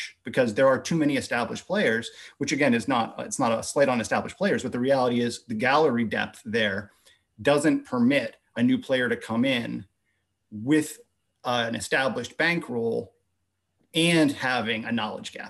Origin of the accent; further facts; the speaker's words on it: United States; being American